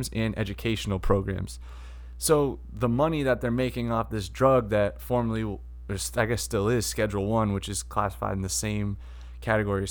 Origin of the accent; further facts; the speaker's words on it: Massachusetts, United States; my home state